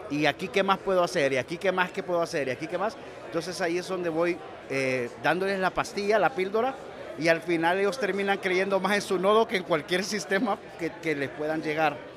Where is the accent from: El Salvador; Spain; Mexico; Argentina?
El Salvador; solo soy un humilde salvadoreño